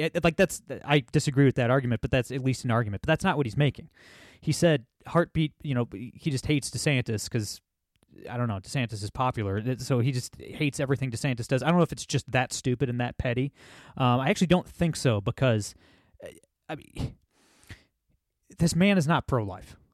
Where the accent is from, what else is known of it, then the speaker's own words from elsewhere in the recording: Ohio, United States; my home state of Ohio